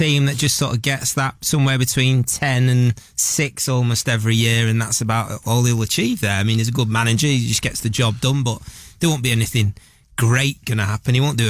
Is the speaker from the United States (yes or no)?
no; Manchester, North West England, United Kingdom; I'm from Manchester.